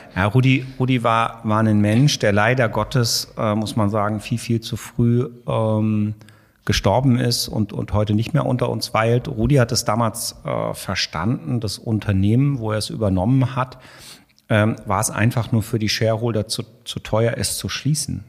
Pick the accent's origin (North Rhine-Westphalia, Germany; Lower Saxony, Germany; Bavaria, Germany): Lower Saxony, Germany; Hanover; moved away as an adult; also born or lived in Munich / Hamburg; ich komme aus der Weltstadt Hannover